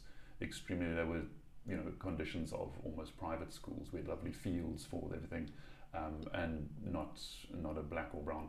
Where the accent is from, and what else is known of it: Western Cape, South Africa; born or raised there; moved away as an adult; now in Japan